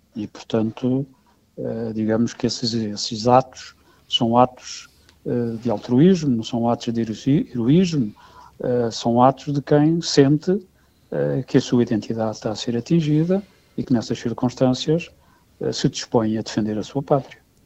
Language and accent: Portuguese; Portugal; como cidadão europeu, europeu e como português